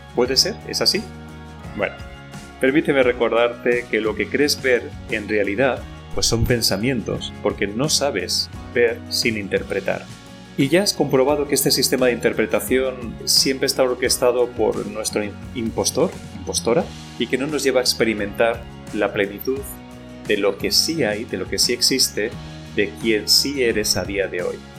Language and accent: Spanish; Spain; con nosotros como pueblo español